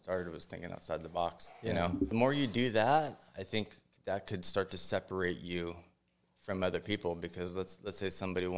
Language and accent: English; Los Angeles, California, United States; I was born and raised in San Fernando Valley